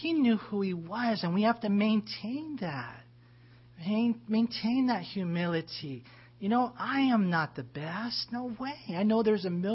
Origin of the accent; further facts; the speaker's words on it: United States; American Christians